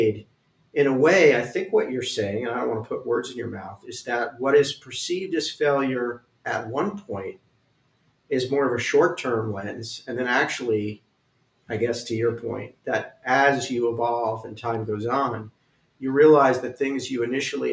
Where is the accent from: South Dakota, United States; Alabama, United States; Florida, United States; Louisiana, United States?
Florida, United States; Miami; moved away; also born or lived in New York; I left home. I grew up in Miami. I moved to New York